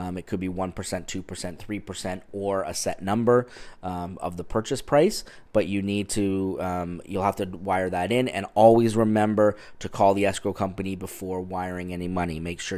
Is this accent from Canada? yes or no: yes; Ontario, Canada; now in California, United States; So this is something that I had to really learn about when I moved here from Ontario, Canada, because up in Ontario, we use real estate attorneys to complete the transactions.